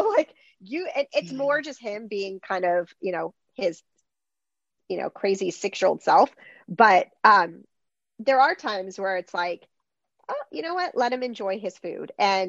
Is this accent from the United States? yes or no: no; Greece; English is a second language; I'm from Greece and in Greece, like mealtimes last for like hours for sure. Like every time when we go back, it's like mealtime is like a drawn out thing.